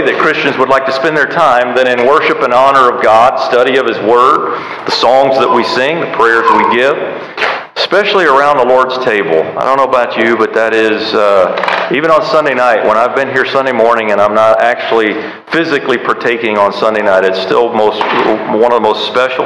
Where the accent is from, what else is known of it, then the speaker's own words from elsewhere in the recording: United States; I love being an American.